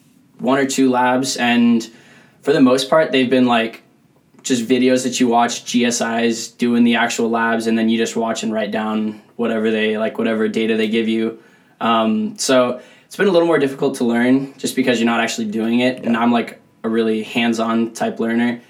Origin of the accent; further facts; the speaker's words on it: Chino Hills, California, United States; I'm from Chino Hills, California, down in Orange County area